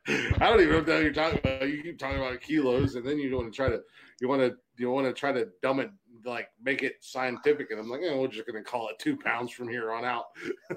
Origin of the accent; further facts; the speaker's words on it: United States; I'm American.